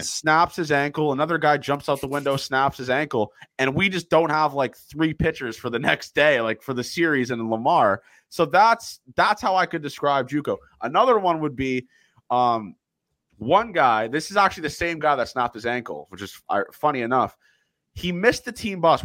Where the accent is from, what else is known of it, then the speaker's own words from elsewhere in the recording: Toronto, Ontario, Canada; I'm from Toronto